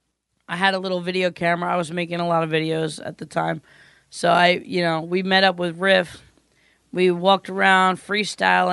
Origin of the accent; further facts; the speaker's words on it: Mount Kisco, New York, United States; a town called Mount Kisco